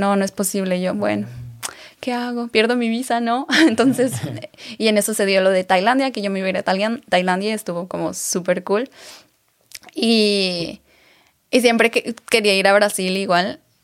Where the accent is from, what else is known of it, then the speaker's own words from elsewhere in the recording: Aguascalientes, Mexico; moved away as an adult; now in Germany; yo era como Miss, eh, Miss Teen Aguascalientes, porque yo soy de Aguascalientes